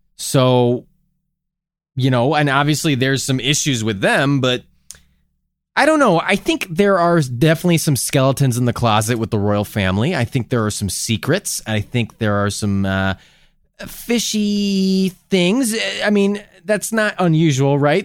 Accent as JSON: {"language": "English", "country": "United States", "said": "as an American"}